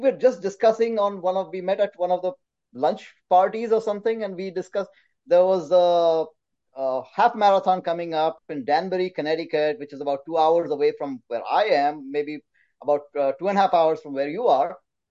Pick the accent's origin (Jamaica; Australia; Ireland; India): India; also born or lived in Calcutta; I grew up in India. My father was in the Indian Air Force, so I cannot say that I grew up at, I belong to one specific city. I think I belong to all of India.